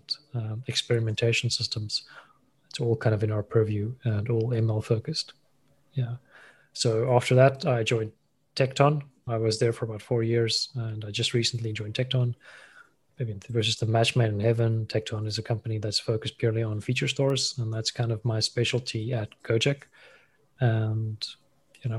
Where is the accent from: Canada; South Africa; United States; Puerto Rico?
South Africa; moved away as an adult; also born or lived in Thailand; I'm South African, born and raised, grew up there